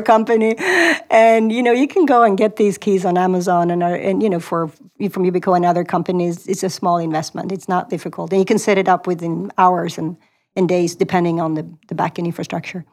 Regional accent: Sweden; moved away as an adult; also born or lived in Stockholm; now in Silicon Valley, United States; I grew up in Sweden

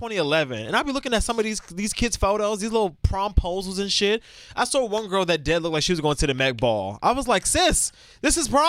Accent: New York City, New York, United States; I'm still from Brooklyn, though

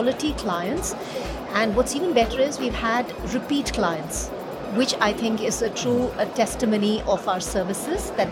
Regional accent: India; we come from India, which is a land of dharma and karma, you know, this is how we've all been, it's kind of ingrained in all of us.

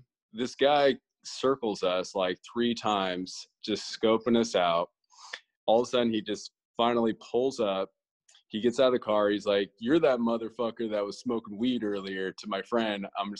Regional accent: Los Angeles, California, United States; now in on the road; I travel quite a bit now, but LA is always like my hometown. You know, for me, LA is my spot, like the city I love the most.

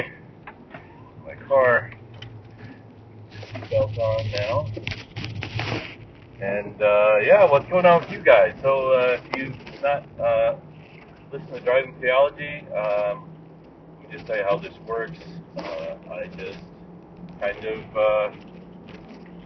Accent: United States; moved away as an adult; now in Japan; My context is Japan, but I am from America, but I've lived in Japan for 22 years

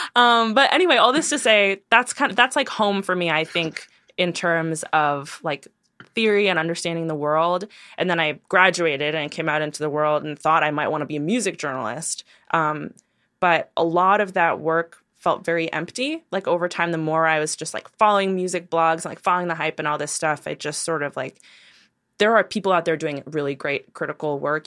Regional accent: New York City, New York, United States; I'm from Brooklyn, New York

